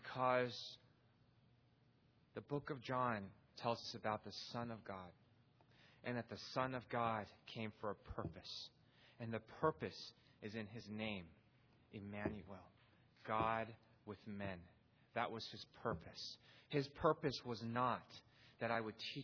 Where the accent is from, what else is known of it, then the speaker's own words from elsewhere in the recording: Pasadena, California, United States; I was born in Pasadena, California